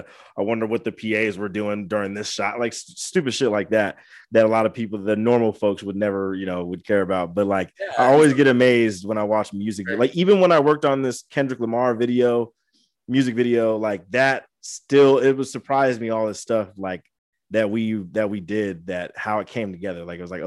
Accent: Angola; that's why I always want to get back to my hometown. Like, I eventually want to try to bring like a networking event to Angola

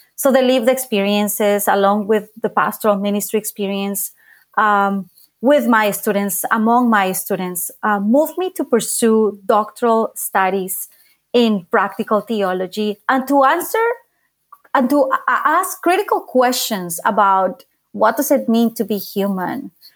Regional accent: Bogotá, Colombia; moved away as an adult; now in United States; I am from Bogota, Colombia

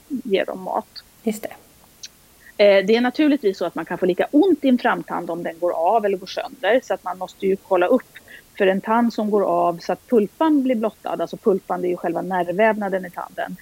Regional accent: outside Stockholm, Stockholm County, Sweden; moved away as an adult; also born or lived in Halland / Uppsala; är född och uppvuxen utanför Stockholm

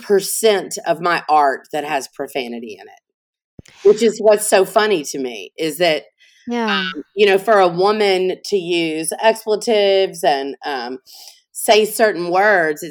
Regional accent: Montgomery, Alabama, United States; now in New Orleans, United States; I'm originally from Montgomery, Alabama. So I'm not originally from Louisiana

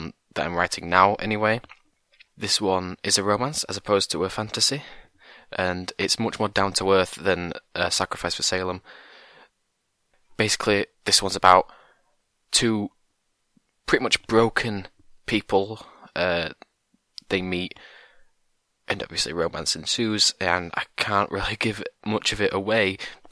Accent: England, United Kingdom; I'm from England

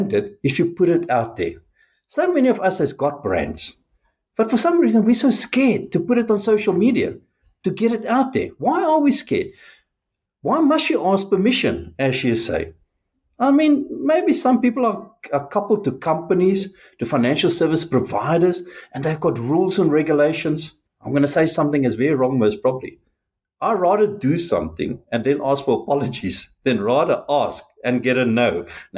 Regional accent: South Africa

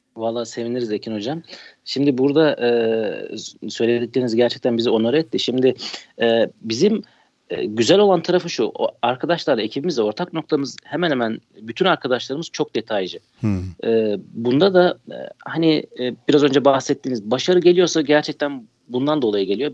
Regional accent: Isparta, Turkey; Ispartalıyım, Isparta'da yaşıyorum

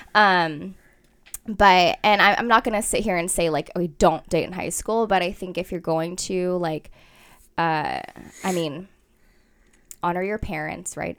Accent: Fremont, California, United States; I was born in Fremont, so I was here my whole life

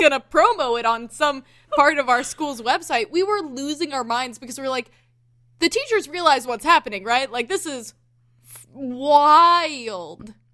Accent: the South, Southern United States, United States

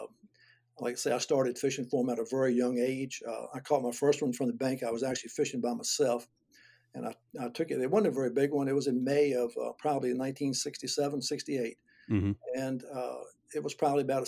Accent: Gloucester, Virginia, United States; I grew up in Gloucester, Virginia, and that's where I've lived my whole life.

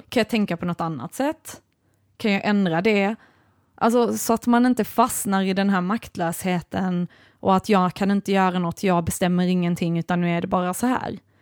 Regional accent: Sweden; jag är ju ändå svensk

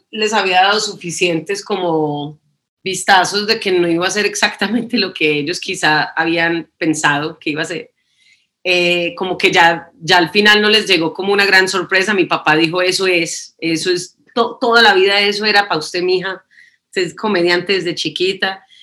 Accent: Canada; born there; also born or lived in New York / Colombia; mis padres son colombianos, pero eh, yo nací en Canadá, después vivimos en Nueva York y después vivimos en Colombia.

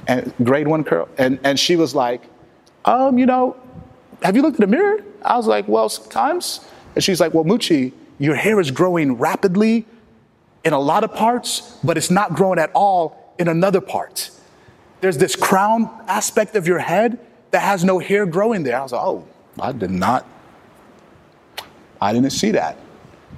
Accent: Texas, United States; I am from Texas

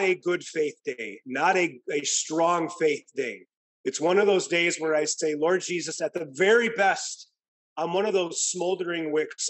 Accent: Midwest, United States; now in California, United States; growing up in the Midwest, where it actually gets cold and water freezes over

